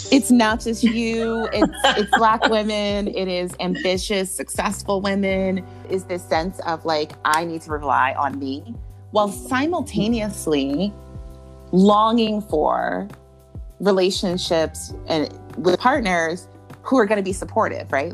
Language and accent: English; Jamaica; I'm Jamaican